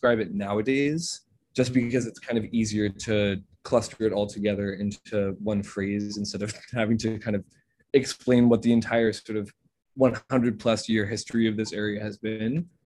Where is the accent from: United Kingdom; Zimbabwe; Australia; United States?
United States; upstate New York; When I grew up, I lived next to my grandparents upstate